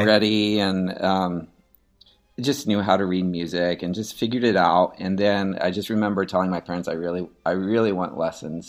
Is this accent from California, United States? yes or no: no; Seattle, Washington, United States; also born or lived in Carmel, Indiana / Houston, Texas; now in Katy, United States; I grew up in Seattle, Washington